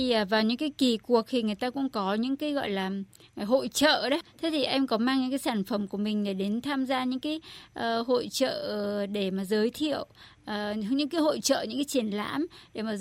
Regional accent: Đắk Lắk, Vietnam; born there; Tôi sinh ra ở Đắk Lắk.

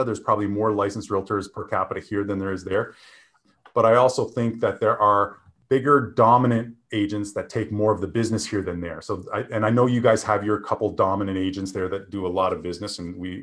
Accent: Canada; moved away as an adult; now in Southern California, United States; as a Canadian being in Canada when this recession hit

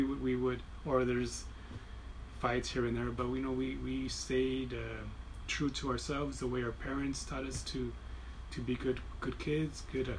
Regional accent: Wilmington, California, United States; also born or lived in Harbor City; If there was a hospital in Wilmington, I would have been born. But we were born in Harbor City.

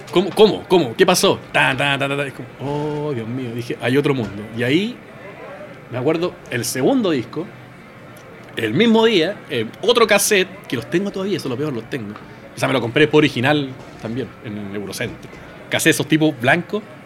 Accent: Chile; somos de Chile

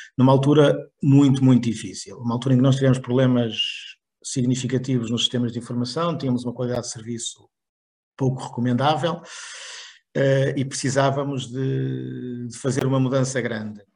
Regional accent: Barcelos, Norte, Portugal; accent: northern; já devem ter percebido o meu sotaque, sou, sou, do Norte, sou de origem de Barcelos

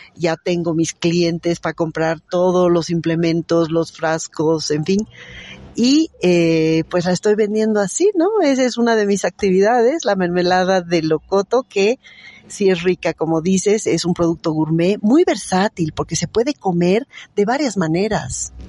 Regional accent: Bolivia; somos varios periodistas bolivianos

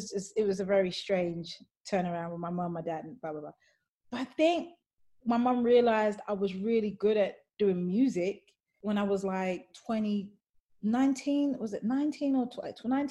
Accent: London, United Kingdom; growing up, like, as a Black woman in London

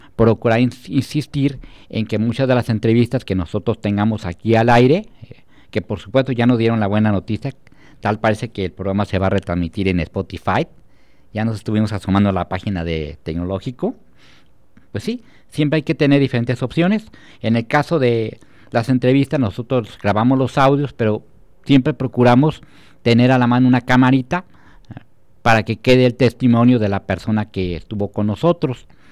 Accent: Celaya, Guanajuato, Mexico; quienes somos de Celaya

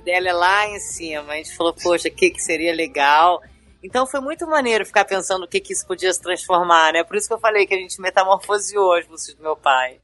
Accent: Rio de Janeiro, Brazil; also born or lived in São Paulo; eu sou paulistana, mas eu moro no Rio de Janeiro a minha vida inteira

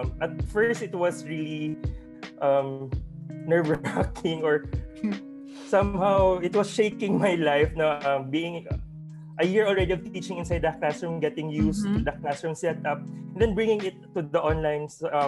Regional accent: Bacolod, Negros Island Region, Philippines; moved away as an adult; now in Ozamiz, Philippines; I'm originally from Bacolod

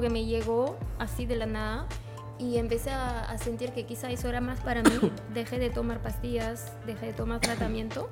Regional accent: France; Spanish is a second language; moved away as an adult; now in Peru; soy de Francia y he llegado a Perú hace casi cuatro años

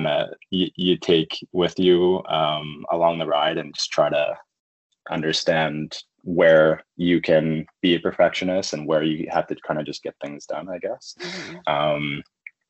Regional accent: Halifax, Nova Scotia, Canada; moved away as an adult; also born or lived in Edmonton; I'm from the East Coast. So I was born and raised in Halifax, Nova Scotia. Spent most of my life there. Ended up moving to Edmonton when I was 21

